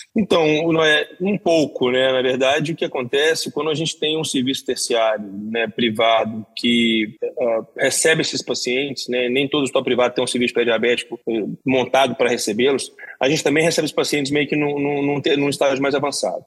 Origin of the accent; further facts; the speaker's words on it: Belo Horizonte, Minas Gerais, Brazil; moved away; also born or lived in São Paulo; sou de Belo Horizonte